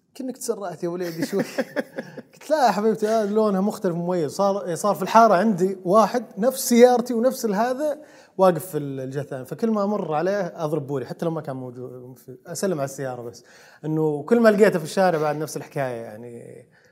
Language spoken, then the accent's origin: Arabic; Saudi Arabia; عندنا في السعوديه